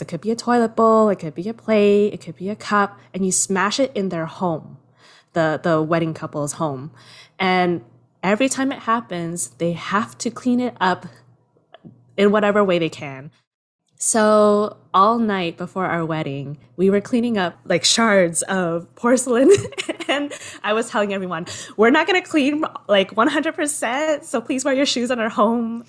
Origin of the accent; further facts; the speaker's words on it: Southern Vietnam, Vietnam; accent: southern (Vietnamese); also born or lived in Berlin, Germany; now in Toronto, Canada; speak to them in my southern accent